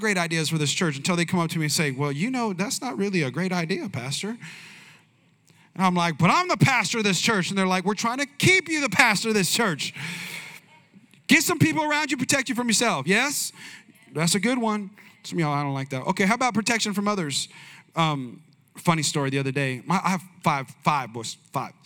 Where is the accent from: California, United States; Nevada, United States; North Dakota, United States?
California, United States; Bay Area; I'm from the Bay Area